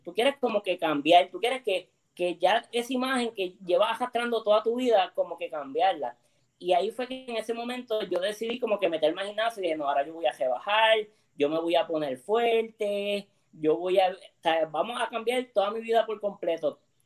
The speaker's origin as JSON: {"language": "Spanish", "town": "Mayagüez", "country": "Puerto Rico", "moved": "as an adult", "lives_now": "San Juan, Puerto Rico", "said": "yo soy de Mayagüez de Quebrada Grande"}